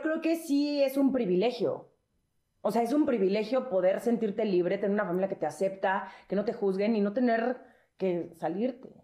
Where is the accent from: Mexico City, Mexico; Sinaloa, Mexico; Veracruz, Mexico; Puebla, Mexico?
Mexico City, Mexico; nosotros somos los chilangos